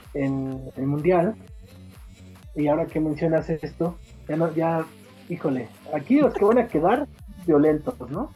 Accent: Mexico; como el mexicano necesita más símbolos

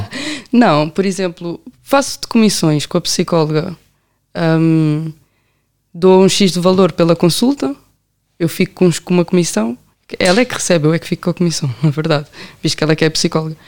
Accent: Amadora, Lisbon, Portugal; also born or lived in Belém, Lisbon; nasci em Belém, mas sempre nasci, sempre cresci na Amadora

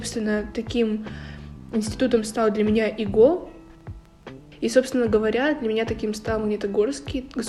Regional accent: Sverdlovsk Oblast, Russia; я приехала из Свердловской области

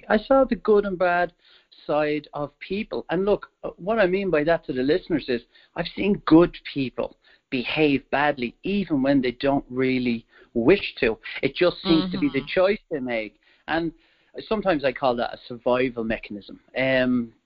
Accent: Wicklow, Leinster, Ireland; I'm originally from Ireland, and I was born there in 1973. And my mom was from the capital, Dublin, and my dad was from what you could call the countryside, where I grew up, a place called Wicklow

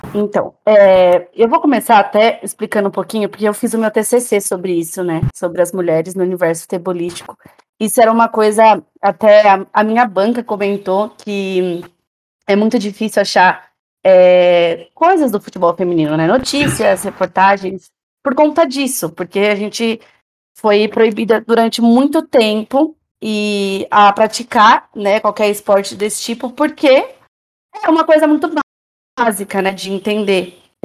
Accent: Jundiaí, São Paulo, Brazil; Eu sou de Jundiaí

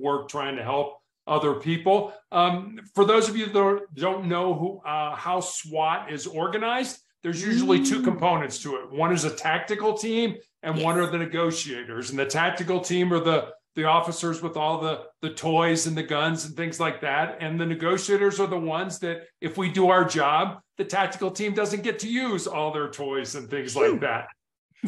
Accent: Chicago, Illinois, United States; now in Colorado, United States; I was born and raised in Chicago, the third largest city here in the United States.

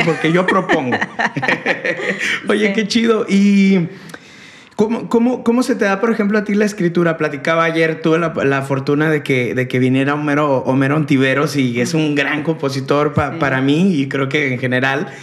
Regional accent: León, Guanajuato, Mexico; now in Monterrey, Mexico; yo soy de León

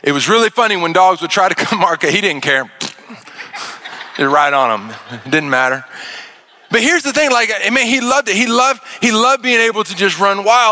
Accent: Arkansas, United States; moved away; I grew up in Arkansas out in the country

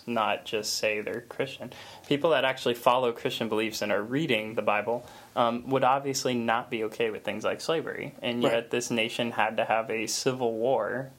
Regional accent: United States; I was born in America with these freedoms

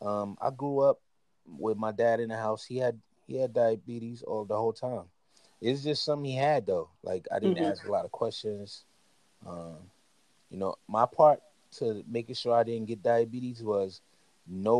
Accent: Inglewood, California, United States; I was born in Inglewood in 1982

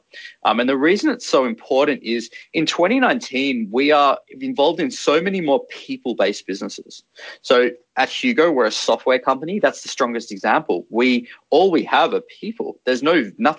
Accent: Australia; the way I was brought up in Australia

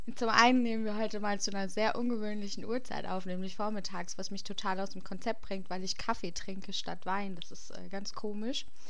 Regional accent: Hesse, Germany; bei uns in Hessen

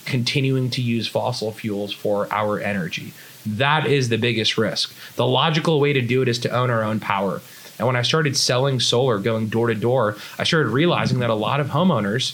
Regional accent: a small town outside of Boston, Massachusetts, United States; now in Los Angeles, United States; So I grew up in Boston, Massachusetts, a small town outside of Boston

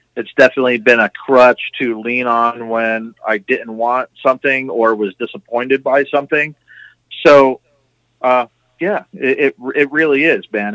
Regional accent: New Jersey, United States; moved away; also born or lived in Florida; I grew up in New Jersey, and then later I moved down to Florida

